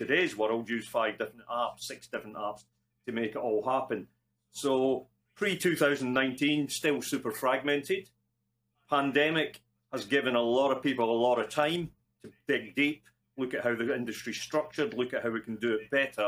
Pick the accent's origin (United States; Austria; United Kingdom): United Kingdom; Scotland; accent: Scottish; moved away; Probably from the accent, you can gather I'm Scottish. I'm in Scotland at the moment, not normally here